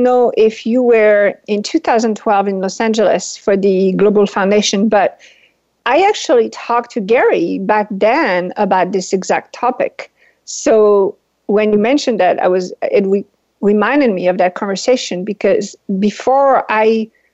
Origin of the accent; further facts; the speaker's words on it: France; English is a second language; moved away; I am originally from France. That's why I have the weird accent.